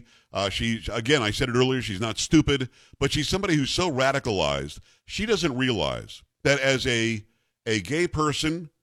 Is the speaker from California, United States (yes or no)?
no; South Florida, United States; I grew up in South Florida